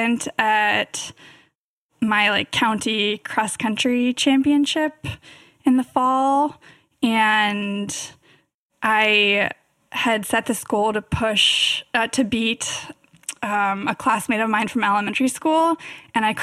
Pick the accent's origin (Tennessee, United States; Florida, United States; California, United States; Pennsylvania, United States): California, United States; Davis; born or raised there